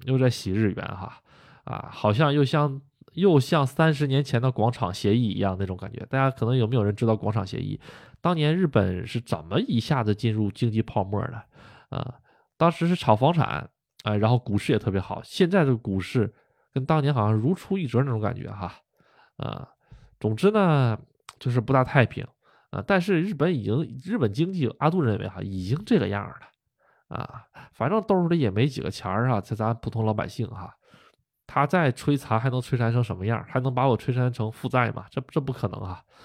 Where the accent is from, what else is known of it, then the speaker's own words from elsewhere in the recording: Northeast China, China; moved away as an adult; now in Japan; 我们东北那边儿都喜欢称呼为老头儿老太太哈。啊，这并不是一个这个不尊重啊，这就是我们东北那边的方言啊